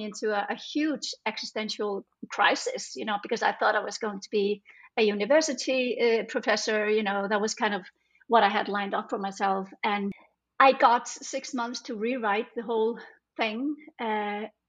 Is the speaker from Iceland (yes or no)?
yes; Iceland; now in Denmark; I'm from Iceland, but I've lived in Denmark like the last almost 30 years